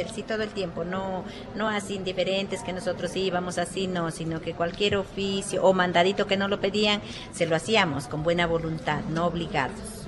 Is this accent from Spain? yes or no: no; San Juan de Mayasquer, Nariño, Colombia; allá en Nariño, en nuestra vereda. Allá es un resguardo, es San Juan de Mayasquer se llama.